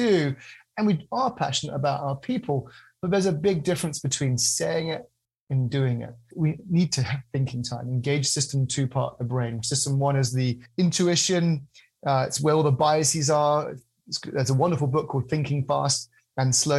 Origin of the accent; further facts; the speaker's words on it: United Kingdom; I'm a British guy